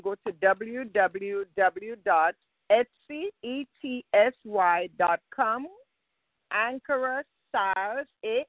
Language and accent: English; Grenada; I am from Grenada